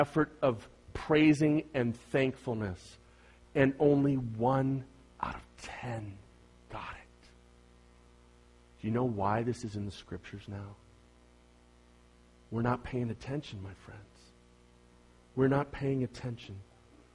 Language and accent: English; Bay Area, California, United States; I'm from the Bay Area